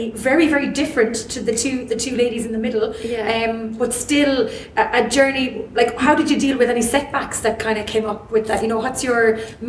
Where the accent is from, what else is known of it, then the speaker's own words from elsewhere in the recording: Donegal, Ulster, Ireland; I was raised in Donegal. It's a beautiful, beautiful place.